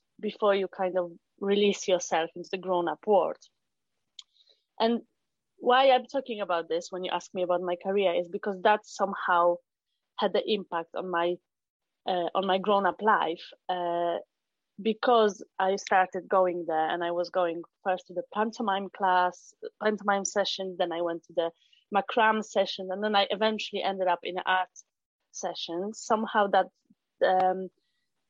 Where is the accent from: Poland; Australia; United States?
Poland; English is a second language; moved away as an adult; I'm not native English speaker, so I'm from Poland. And the whole life happened in Poland.